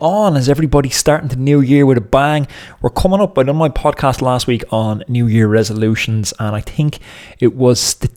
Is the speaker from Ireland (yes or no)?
yes; Dublin, Leinster, Ireland; I'm from North Dublin, you know, anyone who knows the area of Dublin that I'm from